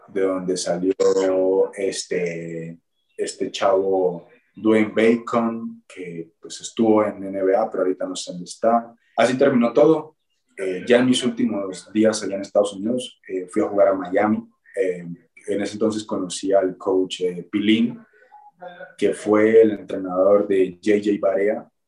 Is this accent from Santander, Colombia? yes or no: no; Neiva, Huila, Colombia; moved away as an adult; also born or lived in Aguascalientes, Mexico / United States; now in Mexico; mi ciudad natal, que es Neiva